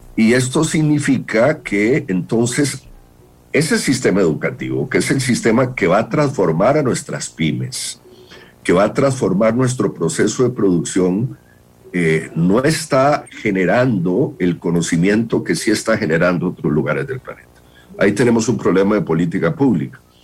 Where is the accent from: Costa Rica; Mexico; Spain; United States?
Costa Rica